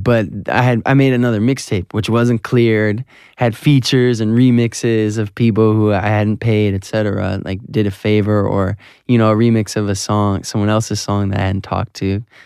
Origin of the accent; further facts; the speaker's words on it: Southfield, Michigan, United States; my hometown, Southfield, Michigan